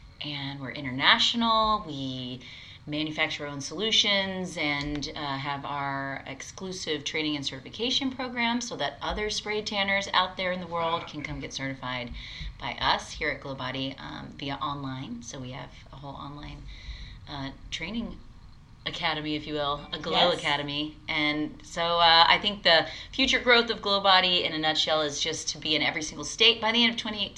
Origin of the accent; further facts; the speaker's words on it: the South, United States; Okay, name them. I don't know because I'm from the South.